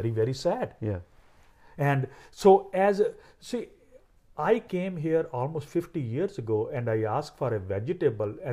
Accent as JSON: {"language": "English", "country": "India", "tie": "born or raised there", "moved": "as an adult", "lives_now": "San Diego, United States"}